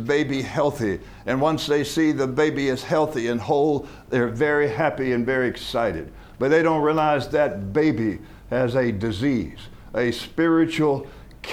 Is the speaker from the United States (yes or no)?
yes; United States; I was born in America.